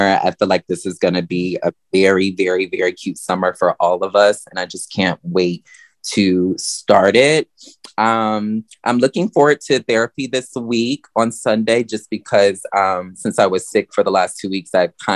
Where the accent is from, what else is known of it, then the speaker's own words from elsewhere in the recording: the South, United States; growing up in the South